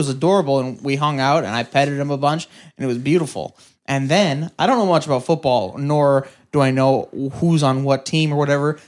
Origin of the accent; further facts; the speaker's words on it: Ireland; Okay, so basically, moral of the story is our music's on Spotify and we're Irish?